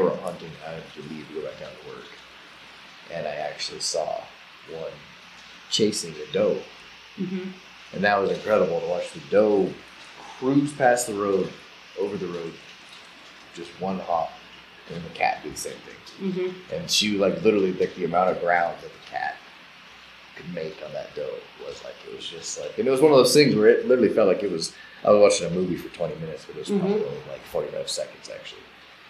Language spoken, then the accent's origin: English; Colorado, United States; I grew up in South Shore in Stagecoach Reservoir there.